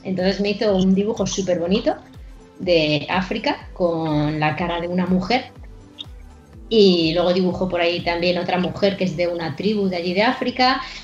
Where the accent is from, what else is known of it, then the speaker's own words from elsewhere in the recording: Madrid, Community of Madrid, Spain; éramos de Madrid